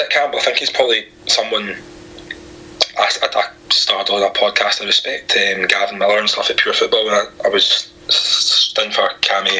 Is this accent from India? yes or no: no; Glasgow, Scotland, United Kingdom; I come from Glasgow